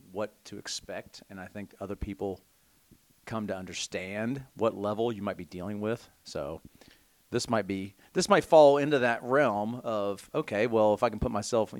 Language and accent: English; Belpre, Ohio, United States; I grew up in Belpre, Ohio